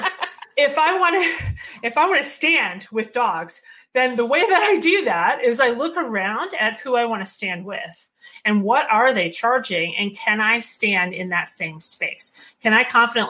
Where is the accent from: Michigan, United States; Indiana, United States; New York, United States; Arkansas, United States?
Michigan, United States; I'm from Michigan and this is where we make cars.